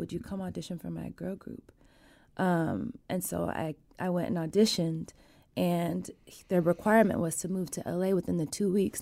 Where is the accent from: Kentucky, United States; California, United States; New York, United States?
California, United States; Sacramento; also born or lived in Wilton, California; I grew up in South Sac